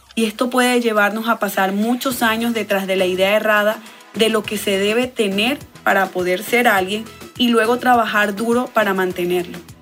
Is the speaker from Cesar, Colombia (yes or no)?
yes; Valledupar, Cesar, Colombia; Soy de Valledupar, Colombia, la capital mundial del vallenato. Mi tierra